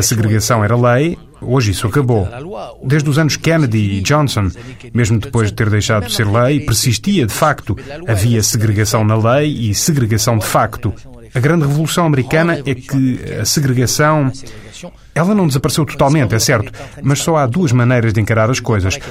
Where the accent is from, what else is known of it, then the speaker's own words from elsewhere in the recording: France; Mas eu sou francês, sou europeu de origem francesa, escrevo para os europeus